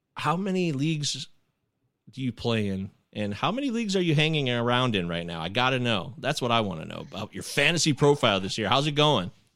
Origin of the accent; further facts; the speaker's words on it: Michigan, United States; also born or lived in Detroit, Michigan; I lived in the rural part of Michigan